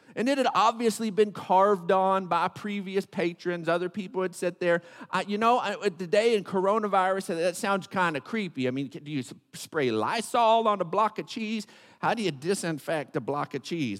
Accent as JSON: {"language": "English", "town": "Odessa", "region": "Texas", "country": "United States", "tie": "born or raised there", "said": "I grew up in Odessa"}